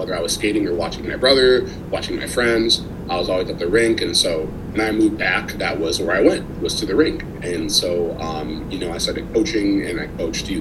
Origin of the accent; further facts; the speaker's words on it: Minneapolis, Minnesota, United States; also born or lived in Washington, D.C.; I'm from Minneapolis, Minnesota